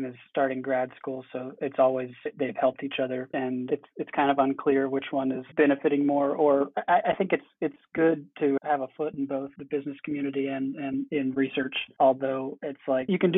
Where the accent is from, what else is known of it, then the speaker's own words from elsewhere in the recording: South Carolina, United States; I am from South Carolina